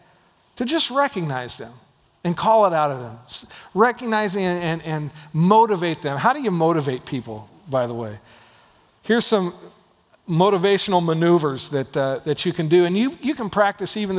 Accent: Dallas, Oregon, United States; moved away; Dallas, Oregon, was my hometown

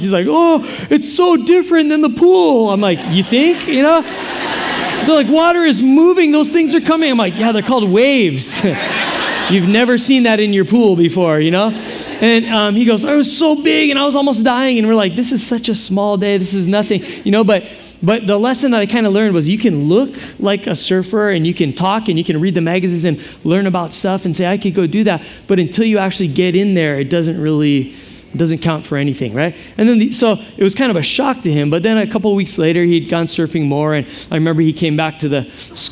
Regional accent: Hawaii, United States; I have no Hawaiian ethnicity, just the fact that I'm from here.

